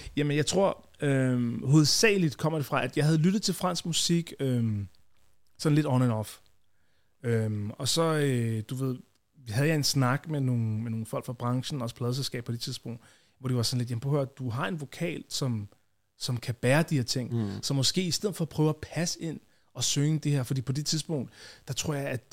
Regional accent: Copenhagen, Capital Region of Denmark, Denmark; jeg voksede op i Tingbjerg, øh, og så boede vi der, øh, til jeg var var jeg været måske 13-14

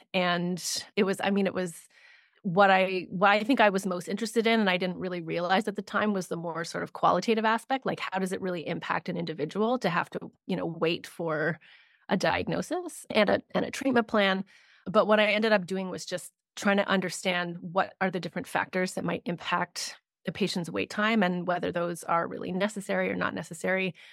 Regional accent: Canada; I am based in Canada, I'm Canadian

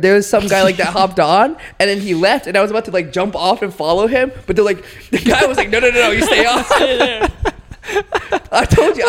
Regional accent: Raleigh, North Carolina, United States; now in Charlotte, United States; I grew up in Raleigh

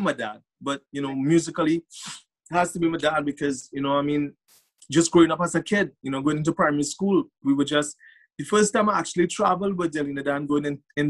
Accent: Gasparillo, Trinidad & Tobago; Born in Gasparilla

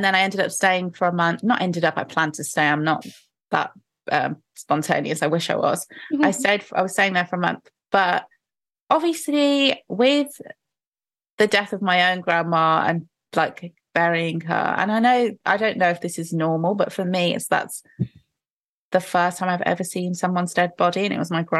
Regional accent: United Kingdom; accent: British; I'm British

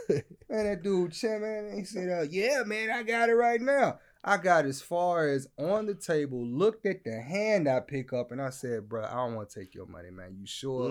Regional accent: Louisiana, United States; I'm from Louisiana

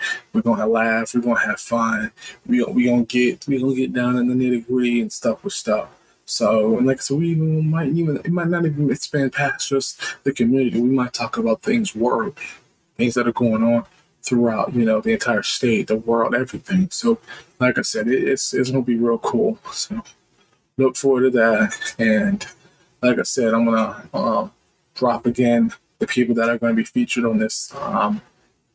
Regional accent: Reston, Virginia, United States; moved away as an adult; now in Ohio, United States; But I'm originally from Virginia, Newman, Virginia, exact. Grew up in Reston, VA

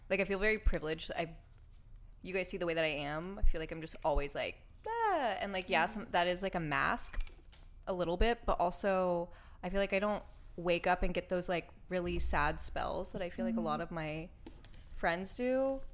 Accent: Florida, United States; moved away as an adult; also born or lived in Hawaii; growing up in Florida

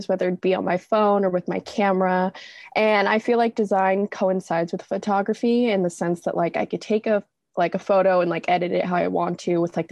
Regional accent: La Verne, California, United States; born or raised there; moved away as an adult; now in San Francisco, United States

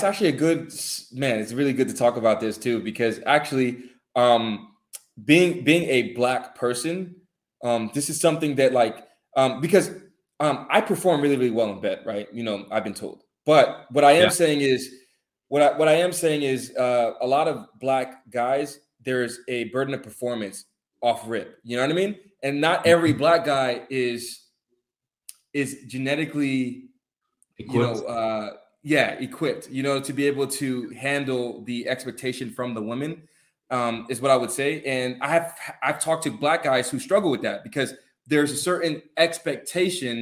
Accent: Atlanta, Georgia, United States; I'm from Atlanta

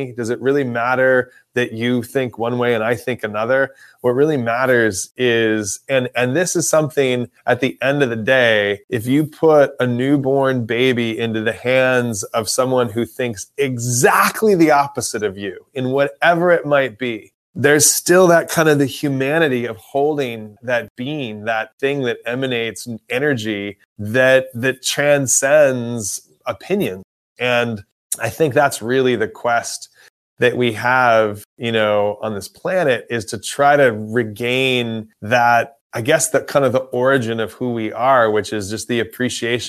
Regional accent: Los Angeles, California, United States; I'm from Los Angeles

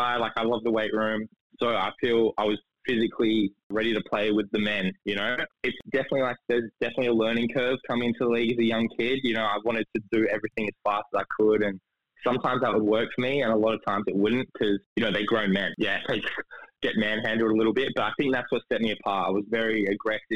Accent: Perth, Western Australia, Australia; also born or lived in Canberra; now in Wollongong, Australia; I'm from Perth

